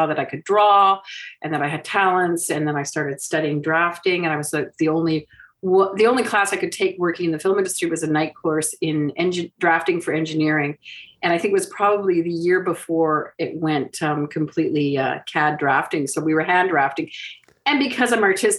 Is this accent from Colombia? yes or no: no; Vancouver, British Columbia, Canada; moved away as an adult; also born or lived in Montreal / Toronto; I grew up in Vancouver